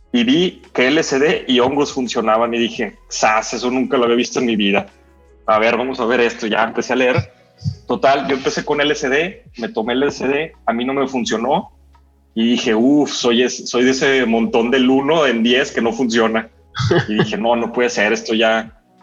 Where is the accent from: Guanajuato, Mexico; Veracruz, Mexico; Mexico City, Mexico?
Guanajuato, Mexico; León; soy de León, Guanajuato, en México